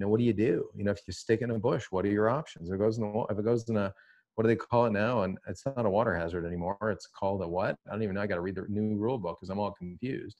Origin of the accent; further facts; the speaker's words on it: Toronto, Ontario, Canada; I'm from Toronto